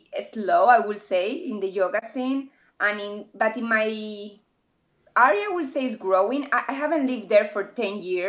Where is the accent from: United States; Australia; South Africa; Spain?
Spain; southeast; English is a second language